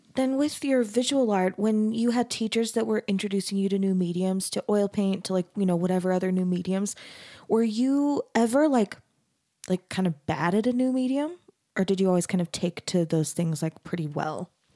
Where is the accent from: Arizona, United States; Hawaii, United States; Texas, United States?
Arizona, United States; Mesa; moved away; I grew up in Mesa, Arizona, which is also super Mormon